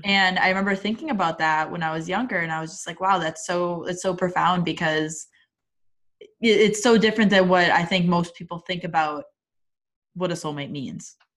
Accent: Wisconsin, United States; I'm from Wisconsin and still live in Wisconsin, have my entire life

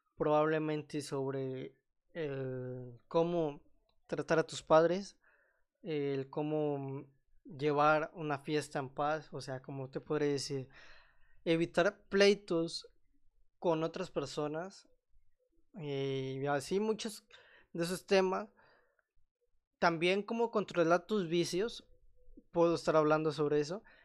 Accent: Mexico; soy mexicano

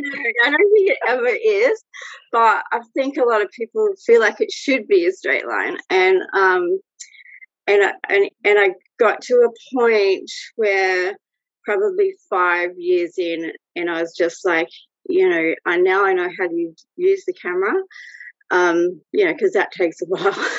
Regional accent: Australia; also born or lived in Brazil; I'm Australian. I'm living in Sydney

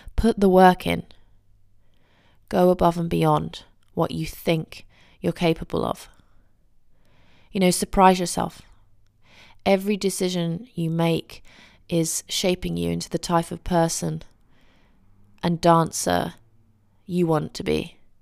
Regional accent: England, United Kingdom; as an English person

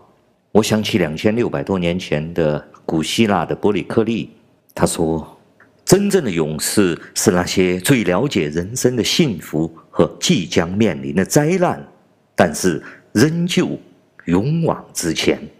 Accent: China; 我是来自中国大陆的…。

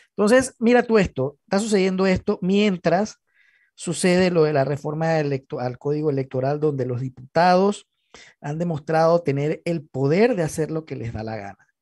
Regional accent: Panama; como panameños

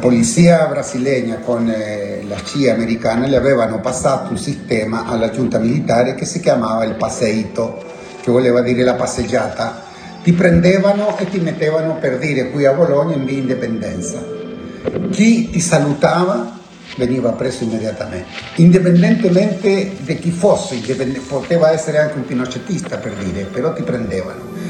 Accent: Chile; moved away as an adult; now in Italy; sono arrivato in Italia molto, molto contento, naturalmente molto triste perché lasciavo la, la, la mia terra

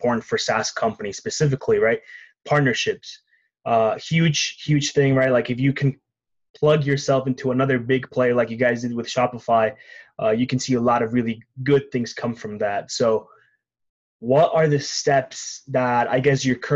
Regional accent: Mexico; moved away; I'm from Mexico

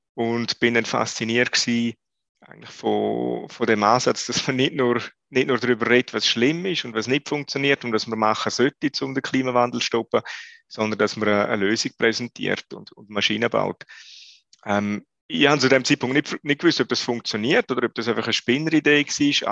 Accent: Switzerland; wir als Schweizer

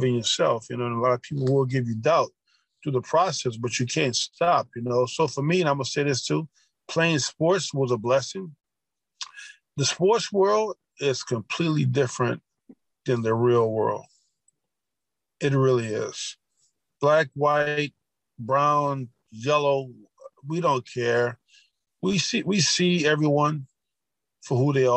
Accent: Louisiana, United States; I grew up around Confederate flags and seeing those Confederate flags in Louisiana

